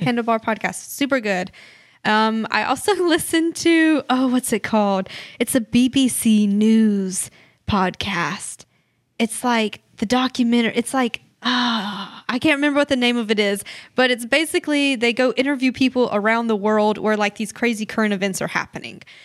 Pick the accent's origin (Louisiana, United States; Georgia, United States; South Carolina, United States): South Carolina, United States; Clinton; also born or lived in Haiti; we are from Clinton, South Carolina, um, which is a small thirty minute drive.